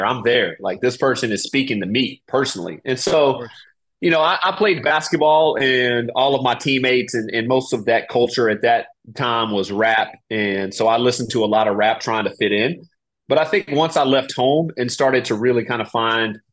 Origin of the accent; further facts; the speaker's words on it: Raleigh, North Carolina, United States; moved away as an adult; also born or lived in Germany; I grew up in Raleigh, North Carolina